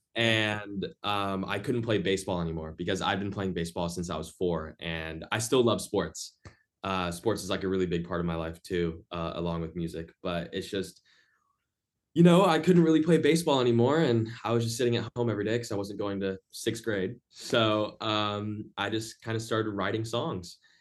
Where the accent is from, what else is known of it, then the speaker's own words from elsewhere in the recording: Orlando, Florida, United States; moved away as an adult; now in Boston, United States; I'm in Boston right now, uh, but my hometown is Orlando, Florida.